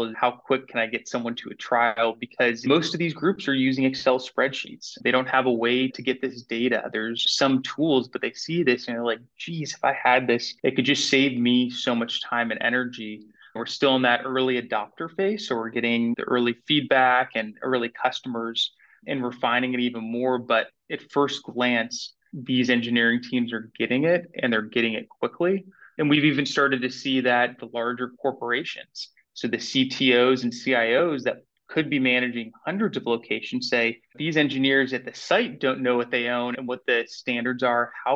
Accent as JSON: {"language": "English", "town": "Atlanta", "region": "Georgia", "country": "United States", "tie": "born or raised there", "also_born_or_lived": "New York City, United States", "moved": "as an adult", "lives_now": "Winston-Salem, United States", "said": "I grew up in Atlanta and then moved to New York City after college"}